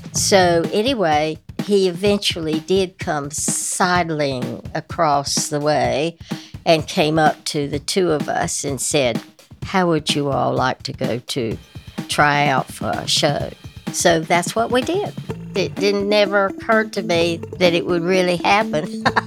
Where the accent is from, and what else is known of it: North Carolina, United States; accent: Southern